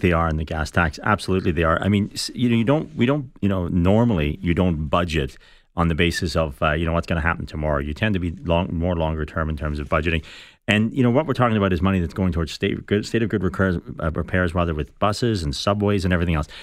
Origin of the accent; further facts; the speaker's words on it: Ireland; now in Toronto, Canada; I'm from Ireland.